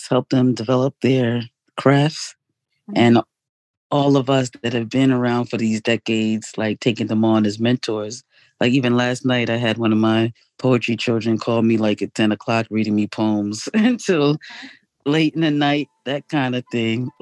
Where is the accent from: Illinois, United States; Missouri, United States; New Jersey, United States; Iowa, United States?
New Jersey, United States; moved away as an adult; also born or lived in England / Jamaica; now in Baltimore, United States; I'm Jamaican, born in England, raised in Jersey.